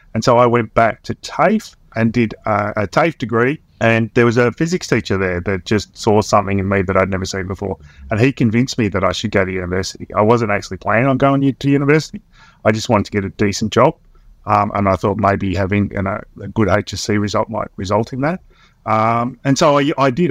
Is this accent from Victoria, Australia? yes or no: yes; Swan Hill, Victoria, Australia; I grew up in Swan-, country town in Victoria